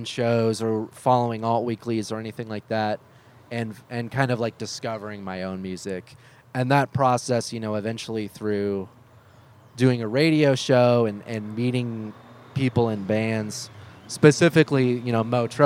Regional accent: Beaverton, Oregon, United States; I grew up in Beaverton

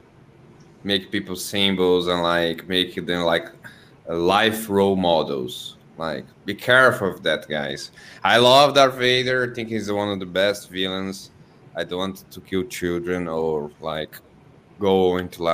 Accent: Brazil

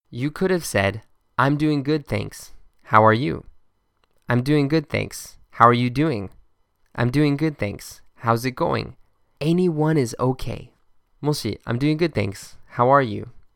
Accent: Boston, Massachusetts, United States; my hometown, Boston.

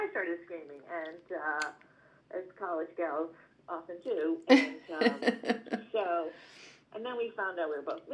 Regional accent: Boston, Massachusetts, United States; moved away as an adult; also born or lived in upstate New York / New York; now in California, United States; I'm from born and raised in Boston

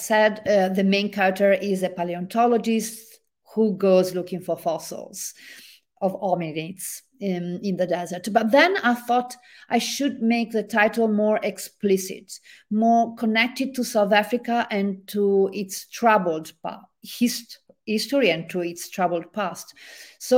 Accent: Genoa, Liguria, Italy; accent: Italian; English is a second language; now in Vancouver, Canada; my hometown in Italy, the harbor city of Genoa

